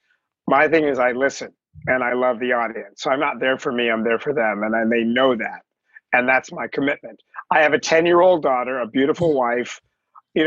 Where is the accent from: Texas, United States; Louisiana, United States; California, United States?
California, United States; Los Angeles; I grew up in the San Fernando Valley